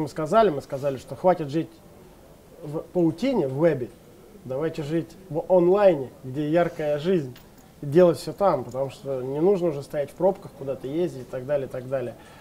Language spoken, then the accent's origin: Russian; Leninsk-Kuznetsky, Kemerovo Oblast, Russia; moved away; в моем родном городе Ленинске Кузнецком